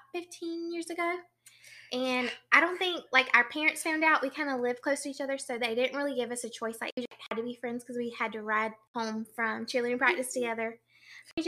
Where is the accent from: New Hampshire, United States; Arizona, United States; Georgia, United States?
Georgia, United States; South; also born or lived in Kansas City; now in Middle Georgia, United States; I currently live in Middle Georgia, but I'm from South Georgia.